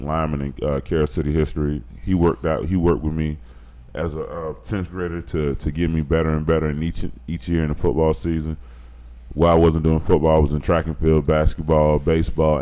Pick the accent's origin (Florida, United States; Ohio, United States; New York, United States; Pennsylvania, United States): Florida, United States; Miami Gardens; I grew up in Carroll City. Right now, the name of it is Mammy Gardens, but I will always call it Carroll City. Grew up in the Mammy area